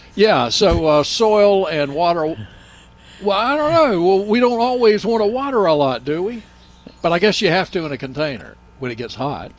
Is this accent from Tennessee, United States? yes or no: yes; Nashville, Tennessee, United States; friend I grew up with in Nashville